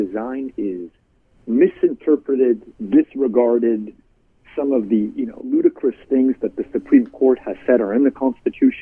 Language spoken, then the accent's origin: English; Canada; moved away as an adult; now in United States; I'm Canadian. I came to America to study political philosophy